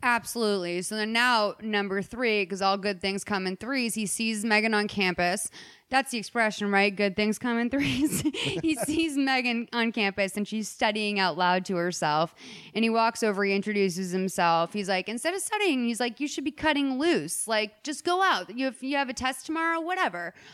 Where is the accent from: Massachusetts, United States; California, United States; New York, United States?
Massachusetts, United States; Boston; moved away; my hometown of Boston